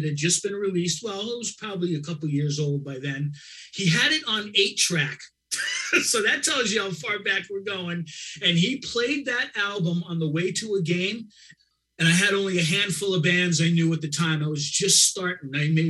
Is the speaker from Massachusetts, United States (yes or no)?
yes; Boston, Massachusetts, United States; Told a little bit of bio. I was a writer from Boston.